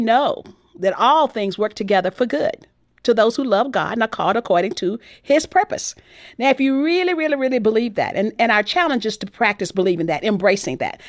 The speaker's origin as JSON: {"language": "English", "region": "Texas", "country": "United States", "tie": "born or raised there", "said": "my background growing up in Texas"}